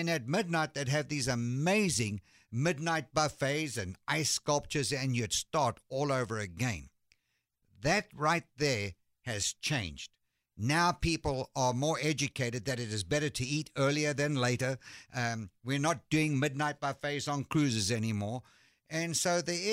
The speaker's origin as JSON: {"language": "English", "country": "South Africa", "tie": "born or raised there", "also_born_or_lived": "London, United Kingdom", "moved": "as an adult", "lives_now": "Dallas, United States", "said": "I was born in London, and my family moved to South Africa when I was 3 years old"}